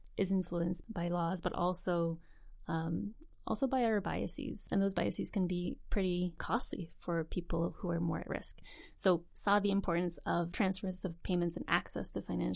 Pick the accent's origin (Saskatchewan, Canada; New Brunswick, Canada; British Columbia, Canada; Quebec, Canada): New Brunswick, Canada; moved away as an adult; also born or lived in Montreal; now in Vancouver, Canada; Grew up in New Brunswick and then headed to Montreal after university.